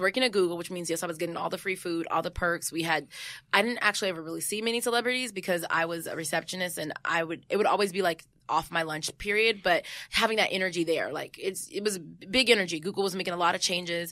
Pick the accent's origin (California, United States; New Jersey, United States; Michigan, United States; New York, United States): California, United States; San Jose; moved away; I'm from the Bay